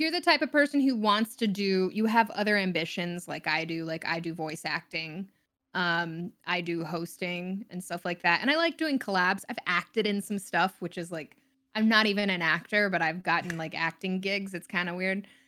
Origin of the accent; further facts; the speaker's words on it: Texas, United States; also born or lived in Florida / Denver / San Francisco; now in Los Angeles, United States; I grew up in mostly Texas